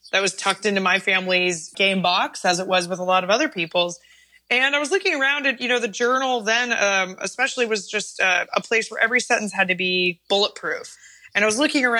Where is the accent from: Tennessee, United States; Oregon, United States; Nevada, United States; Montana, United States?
Oregon, United States; I grew up in Oregon, where it's very cold and rainy